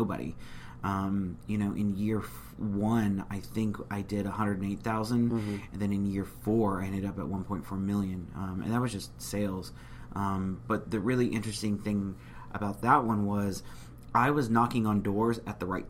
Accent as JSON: {"language": "English", "town": "San Antonio", "region": "Texas", "country": "United States", "tie": "born or raised there", "also_born_or_lived": "Houston", "said": "I'm actually from San Antonio. I guess I've lived there pretty much ever since I was a kid."}